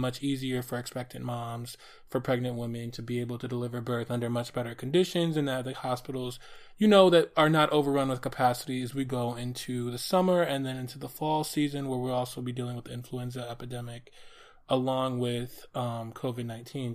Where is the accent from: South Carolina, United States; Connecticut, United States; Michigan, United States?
Michigan, United States; Detroit; also born or lived in New York City; my hometown here of Detroit